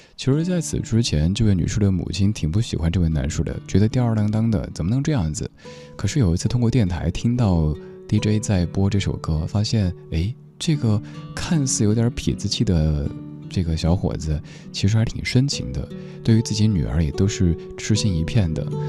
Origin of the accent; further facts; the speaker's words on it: Chengdu, Sichuan, China; now in Beijing, China; 小时候在成都也见过雪的